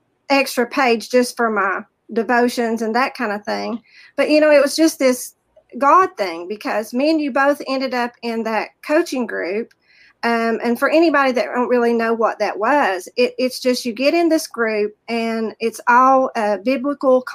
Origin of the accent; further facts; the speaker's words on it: the South, United States; accent: Southern; also born or lived in rural town in Virginia; now in Virginia, United States; You can tell by my accent, I'm from the South